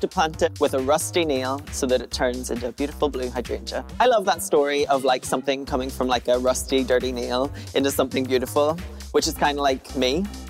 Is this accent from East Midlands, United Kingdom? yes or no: no; Belfast, Northern Ireland, United Kingdom; I'm 23, and I am from Belfast in Northern Ireland.